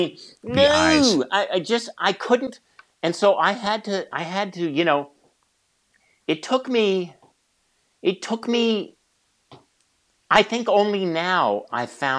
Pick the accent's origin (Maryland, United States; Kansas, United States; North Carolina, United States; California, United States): California, United States; also born or lived in San Francisco; Believe me, I grew up in small farm towns in the San Joaquin Valley.